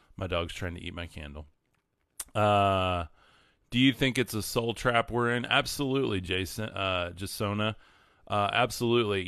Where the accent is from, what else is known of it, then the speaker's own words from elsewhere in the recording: West Texas, United States; raised in West Texas